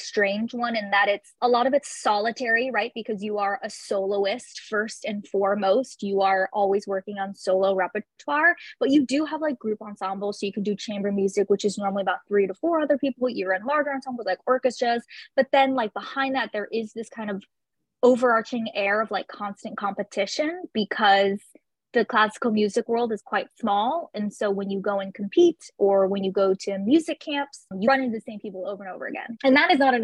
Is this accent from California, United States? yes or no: yes; San Francisco Bay Area, California, United States; I'm originally from the San Francisco Bay Area